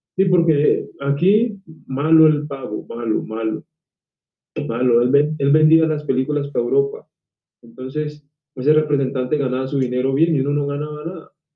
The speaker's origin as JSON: {"language": "Spanish", "country": "Colombia", "said": "yo acá en mi país he trabajado con RCN"}